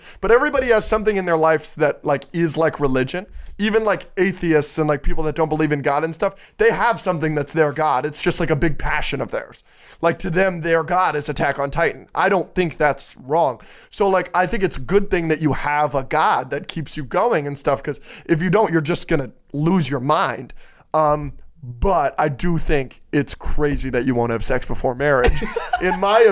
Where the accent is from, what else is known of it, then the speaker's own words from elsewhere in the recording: Miami, Florida, United States; now in Los Angeles, United States; I'm from Miami, Florida.